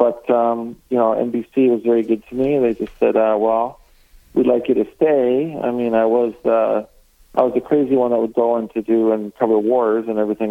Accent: Chicago, Illinois, United States; I'm from Chicago

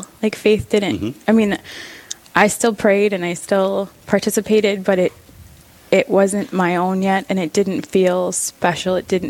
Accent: Cook, United States; I grew up in Cook, and St. Mary's has almost always been my home parish

